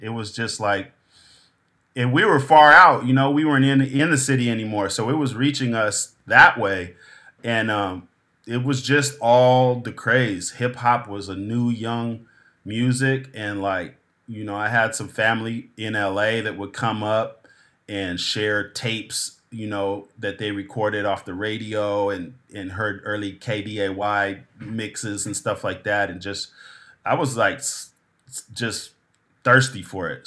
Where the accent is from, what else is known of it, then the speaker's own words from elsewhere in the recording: Pismo Beach, California, United States; also born or lived in San Jose, California; We moved from San Jose to the Central Coast, Pismo Beach, San Luis Obispo County